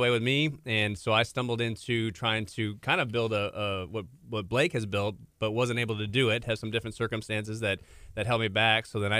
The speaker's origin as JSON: {"language": "English", "region": "Minnesota", "country": "United States", "moved": "as an adult", "said": "I'm from Minnesota."}